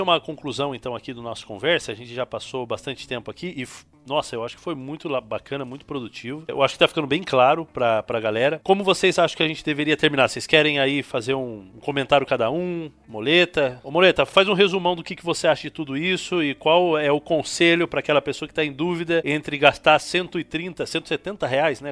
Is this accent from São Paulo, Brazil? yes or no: yes; interior of São Paulo, Brazil; eu sou um adventista tradicional, criado no interior de São Paulo